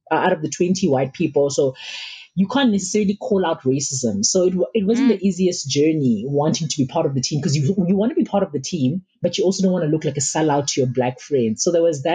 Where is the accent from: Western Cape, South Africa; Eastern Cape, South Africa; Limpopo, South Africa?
Limpopo, South Africa; Makhado; also born or lived in Malamulele, Limpopo; I was born in Malamlele. It's a township in Limpopo, and we moved to Makado, which is now called Makado Luitrihat in Limpopo as well.